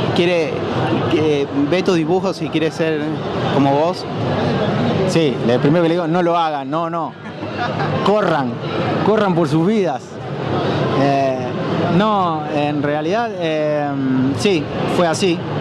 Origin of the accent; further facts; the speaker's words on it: Rosario, Santa Fe, Argentina; yo soy de acá de Rosario.